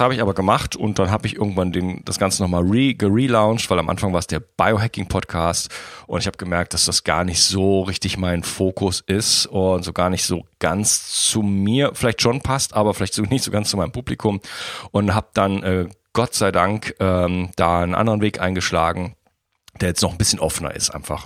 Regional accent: Wuppertal, North Rhine-Westphalia, Germany; now in France; Wuppertal, meine alte Heimatstadt

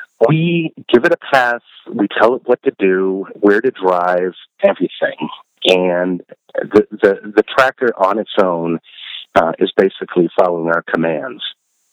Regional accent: Northwest Iowa, United States; moved away as an adult; also born or lived in Chicago; I grew up in Northwest Iowa on a farm

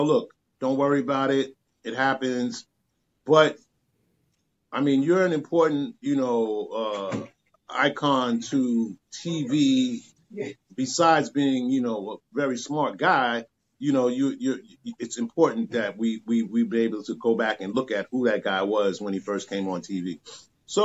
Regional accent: New York City, New York, United States; also born or lived in Brooklyn; I moved from Brooklyn to Queens

